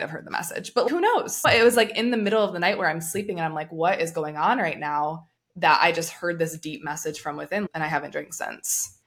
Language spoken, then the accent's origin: English; United States; I'm coming from America where what's pushed is meat and protein.